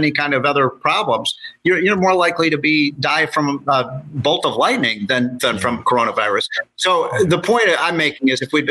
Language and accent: English; Illinois, United States; my home state of Illinois